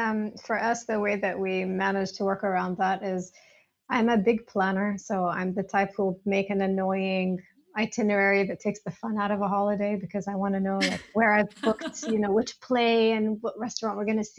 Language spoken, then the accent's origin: English; United States; As an American, it's a place I haven't been able to visit easily in the past.